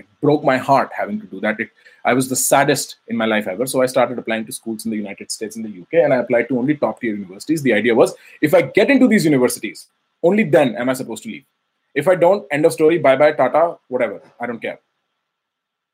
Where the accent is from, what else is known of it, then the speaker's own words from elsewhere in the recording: Faridabad, Haryana, India; moved away as an adult; now in New York City, United States; I grew up in India, Faridabad, near New Delhi. Faridabad is a suburb where I grew for the first 21 years of my life